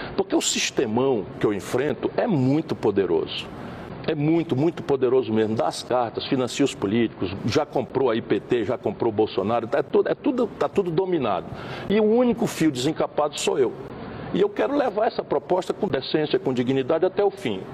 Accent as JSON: {"language": "Portuguese", "region": "Ceará", "country": "Brazil", "said": "eu venho do Ceará"}